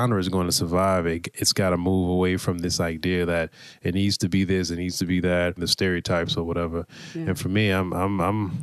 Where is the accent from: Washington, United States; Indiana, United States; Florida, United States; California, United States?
Florida, United States; South; accent: a little twang; I'm from South Florida, so I'm going to speak with a little, you know, with a little twang